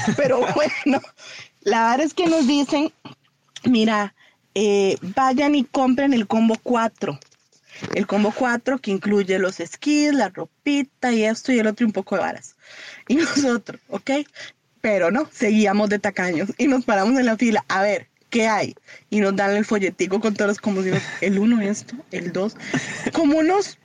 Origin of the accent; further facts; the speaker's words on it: Costa Rica; como buenos ticos